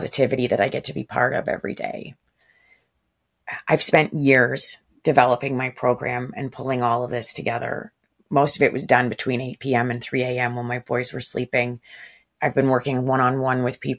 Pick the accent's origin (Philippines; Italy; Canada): Canada; I'm also Canadian.